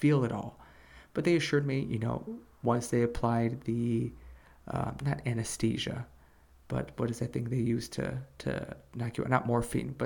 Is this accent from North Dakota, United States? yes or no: no; Chicago, Illinois, United States; moved away; They were asking where I was from. I told them I was from Chicago